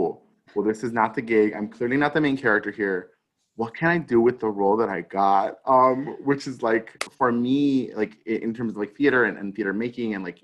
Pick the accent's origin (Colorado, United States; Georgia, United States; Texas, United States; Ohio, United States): Texas, United States; El Paso; growing up in El Paso, because El Paso is predominantly Mexican/Mexican-American folks